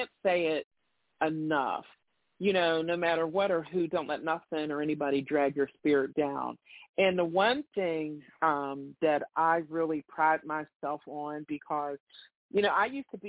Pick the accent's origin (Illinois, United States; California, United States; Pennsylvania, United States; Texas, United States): Pennsylvania, United States; Pittsburgh; I was born and raised in the North